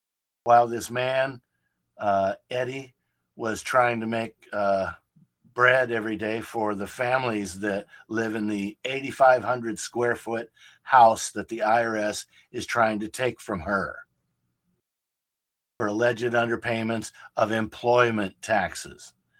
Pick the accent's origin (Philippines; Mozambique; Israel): Philippines; now in United States; I'm a citizen of the United States. I came here from the Philippines and was naturalized in 1983.